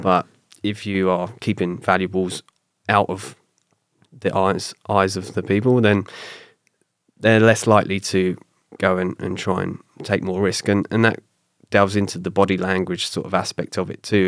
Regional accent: south coast of England, United Kingdom; accent: British; moved away as an adult; also born or lived in London; now in Canada; I moved from my hometown on the south coast of England up to London

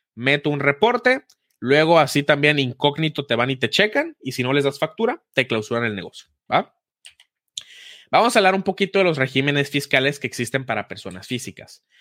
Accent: Hermosillo, Sonora, Mexico; yo soy de Hermosillo

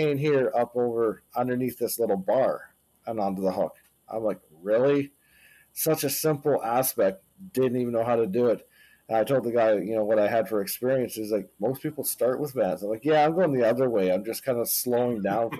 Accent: Canada; My wife and I, we're Canadians.

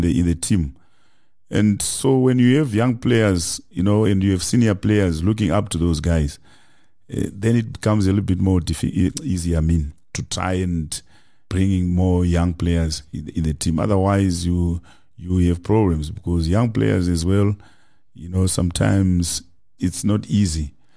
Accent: Kadoma, Mashonaland West, Zimbabwe; moved away as an adult; now in South Africa; I grew up in Zim in a small, you know, town called, uh, Kadoma.

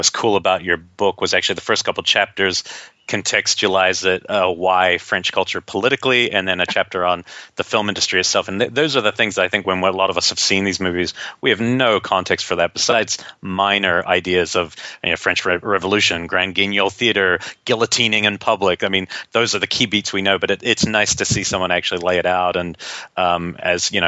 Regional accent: New Zealand; growing up in New Zealand

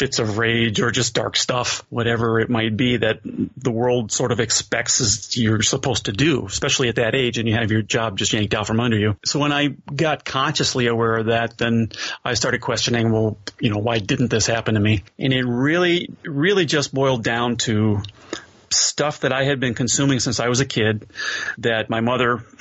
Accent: Chicago, Illinois, United States; moved away as an adult; now in Southern California, United States; I am originally from Chicago, born and raised on the South Side

